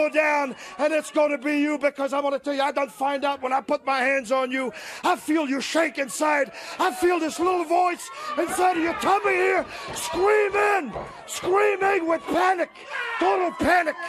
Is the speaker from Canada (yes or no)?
yes; Canada; now in United States; I was born in Canada.